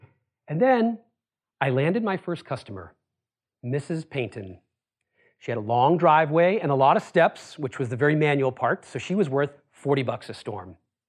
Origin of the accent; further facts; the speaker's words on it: Worcester, Massachusetts, United States; So I grew up in Worcester, Massachusetts. Any of you know Worcester? A couple of you. It's about it's a working class city about an hour west of Boston.